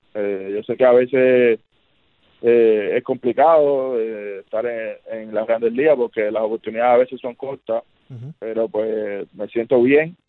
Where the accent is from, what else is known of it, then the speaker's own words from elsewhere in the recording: Cuba; moved away as an adult; now in United States; somos cubanos